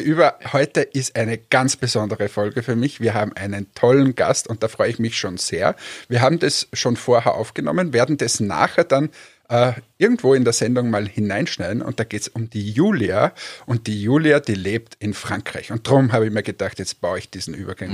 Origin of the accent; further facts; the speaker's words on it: Austria; also born or lived in Finland; ich bin Österreicher